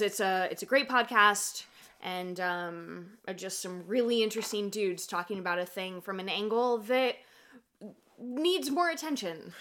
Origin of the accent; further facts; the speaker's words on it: California, United States; growing up in California, like these weren't the people that, you know, I grew up around